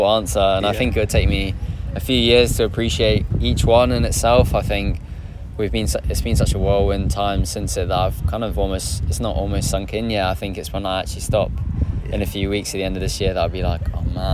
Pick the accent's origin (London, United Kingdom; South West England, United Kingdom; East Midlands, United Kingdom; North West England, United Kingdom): London, United Kingdom; London, which is my hometown